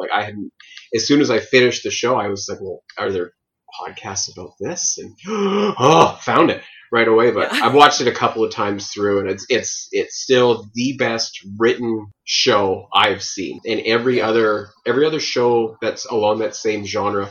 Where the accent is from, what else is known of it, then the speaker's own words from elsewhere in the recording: Chilliwack, British Columbia, Canada; I come from Chilliwack, BC